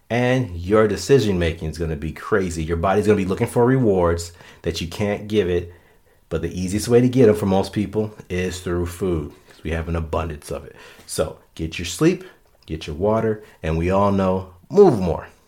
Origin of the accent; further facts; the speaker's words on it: Florida, United States; now in Minnesota, United States; Hey, I came from Florida to Minnesota and met more people that played sand volleyball in Minnesota than I knew in Florida.